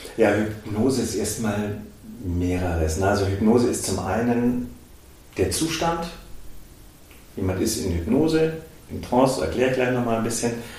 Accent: Augsburg, Bavaria, Germany; also born or lived in Munich; ich bin gebürtiger Augsburger

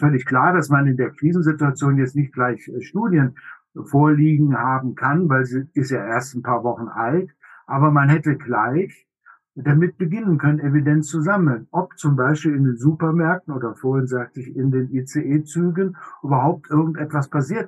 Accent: Germany; bei uns in Deutschland

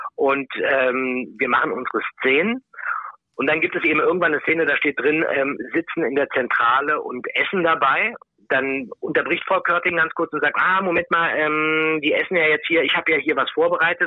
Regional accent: Berlin, Germany; ich komme auch aus Berlin

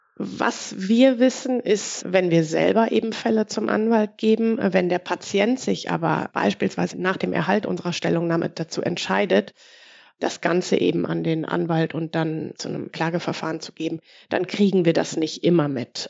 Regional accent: Ruhr area, North Rhine-Westphalia, Germany; ich komme aus dem Ruhrgebiet

